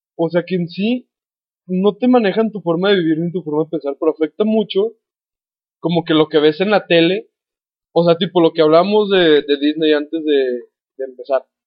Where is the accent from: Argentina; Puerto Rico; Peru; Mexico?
Mexico